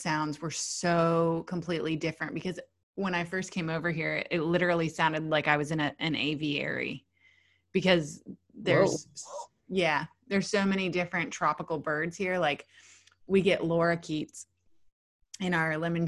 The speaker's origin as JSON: {"language": "English", "region": "the South", "country": "United States", "tie": "born or raised there", "moved": "as an adult", "lives_now": "Australia", "said": "I'm from the South"}